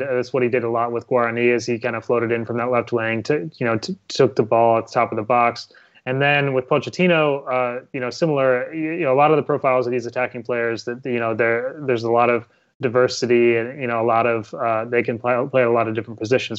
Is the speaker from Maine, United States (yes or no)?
no; Ohio, United States; I'm actually from Ohio myself